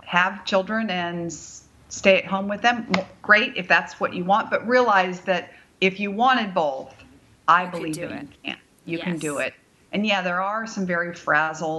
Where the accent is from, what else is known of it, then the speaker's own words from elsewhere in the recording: Bay Area, California, United States; moved away; I am from the Bay Area.